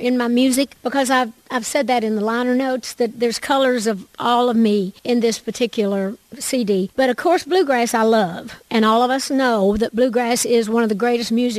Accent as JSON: {"language": "English", "area": "the Smokies", "region": "Great Smoky Mountains", "country": "United States", "said": "I'm from the Smokies"}